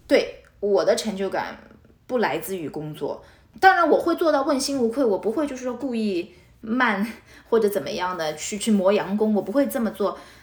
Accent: Shanghai, China; moved away as an adult; also born or lived in Portugal; now in United States; 我跟王同学生在上海已经是出生的Privileged

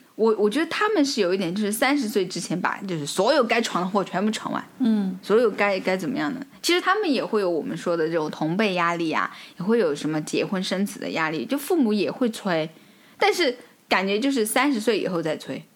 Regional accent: China; now in France; 像我们中国人交友就是那个涟漪嘛

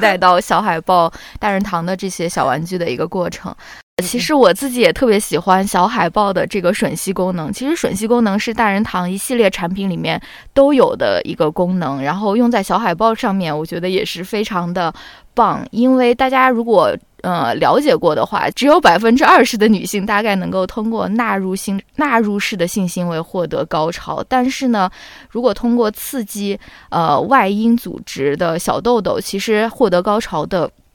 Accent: China; 我们在国内长大接受教育的小朋友

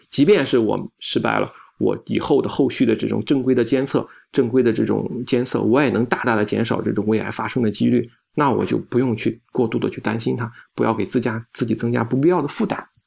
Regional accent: China; 我们中国人

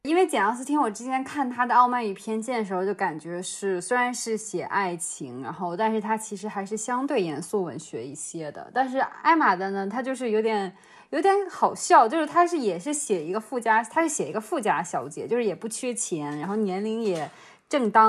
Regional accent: Huailai, Hebei, China; 原来我老家还有这样子的葡萄酒圣地。

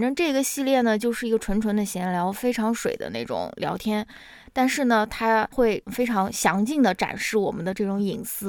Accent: Xi'an, Shaanxi, China; moved away; 我是陕西人，我是在西安长大的

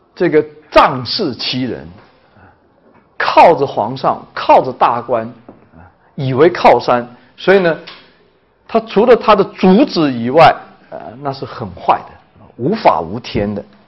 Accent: China; 我们中国人经常会危言耸听

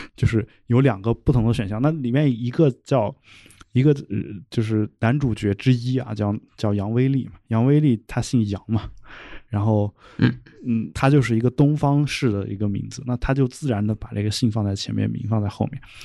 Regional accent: China; 我们中国人

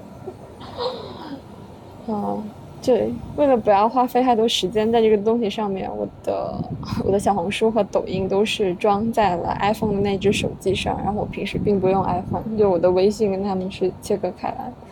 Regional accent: Guangdong, China; now in Guangzhou, China; 作为一个潮汕人，我也不爱喝茶

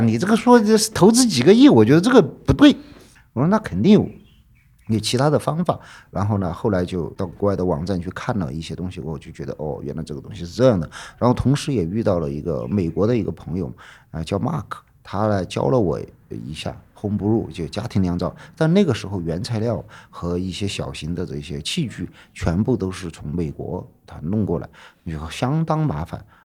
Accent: Chengkou, Chongqing, China; born or raised there; now in Chengdu, China

